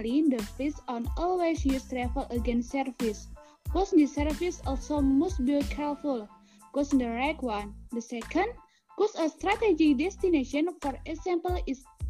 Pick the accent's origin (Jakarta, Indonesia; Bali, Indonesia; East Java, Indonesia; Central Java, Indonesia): Central Java, Indonesia; Kebumen; also born or lived in Yogyakarta; I'm from Kebumen and I'm accounting student at Muhammadiyah University of Yogyakarta